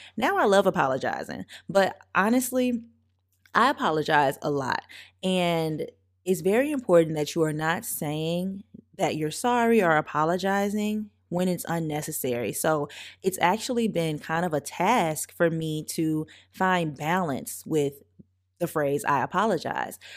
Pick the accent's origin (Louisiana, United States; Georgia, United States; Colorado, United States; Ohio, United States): Louisiana, United States; St. Francisville; I grew up in Saint Francisville, Louisiana, very, very small town